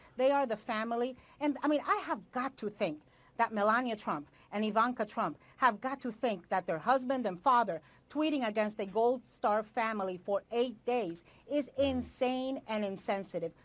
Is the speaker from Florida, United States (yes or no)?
yes; South Florida, United States; South Florida, where I am from